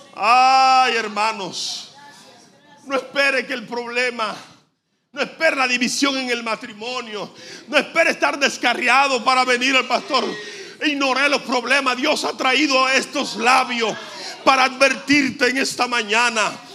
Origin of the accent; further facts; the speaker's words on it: Dominican Republic; como decimos dominicanos